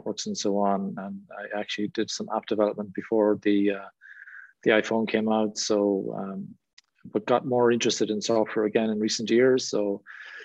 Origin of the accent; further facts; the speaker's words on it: Ireland; accent: Irish; now in England; As you can probably tell from my accent, I'm from Ireland. I live in England.